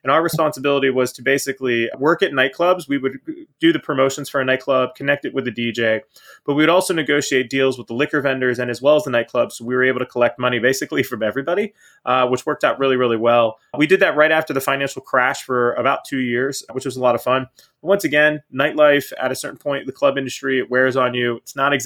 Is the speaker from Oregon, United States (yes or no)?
no; Pittsburgh, Pennsylvania, United States; now in Florida, United States; I'm originally from Pittsburgh, Pennsylvania. So up north, northeast, nice cold place. It wasn't a bad place to grow up